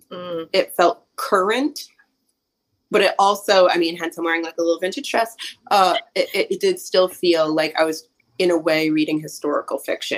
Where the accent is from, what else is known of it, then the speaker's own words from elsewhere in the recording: New Hampshire, United States; I'm from New Hampshire. Like, we're cold and brittle and terrible here.